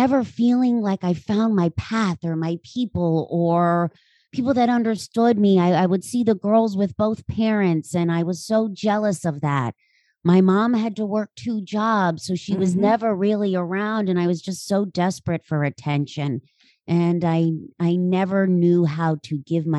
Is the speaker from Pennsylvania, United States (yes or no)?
yes; Central Pennsylvania, United States; I am from Central PA